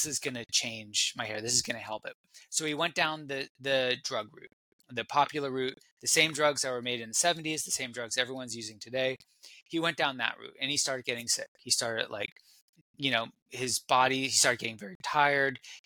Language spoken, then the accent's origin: English; California, United States; I'm from California. I'm still in California, and growing up in California